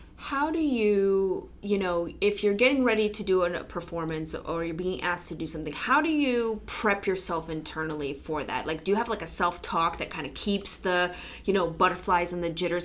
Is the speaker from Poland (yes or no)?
yes; Poland; moved away; my home country poland